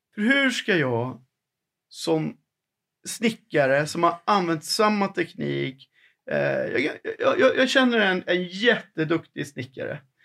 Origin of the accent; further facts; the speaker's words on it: Sweden; vi som människor, som vanliga svenskar